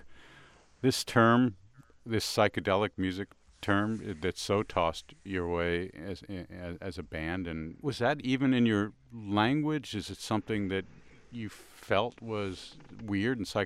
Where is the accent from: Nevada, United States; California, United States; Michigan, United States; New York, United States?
New York, United States; When I was a kid growing up, my fascination as an American New York kid was with British music